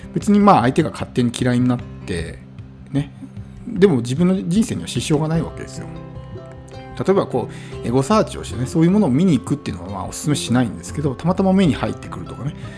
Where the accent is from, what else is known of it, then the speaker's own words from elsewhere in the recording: Japan; moved away as an adult; もともと田舎で生まれ育ってきて